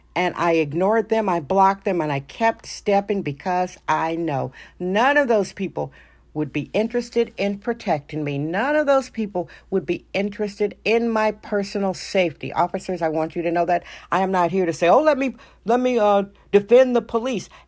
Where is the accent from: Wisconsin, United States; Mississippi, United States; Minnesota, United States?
Wisconsin, United States; I'm from Wisconsin.